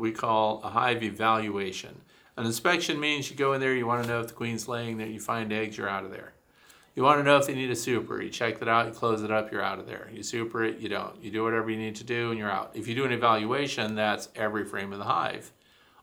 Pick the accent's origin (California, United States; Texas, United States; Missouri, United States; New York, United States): Missouri, United States; moved away; I'm from Missouri originally, which is the show me state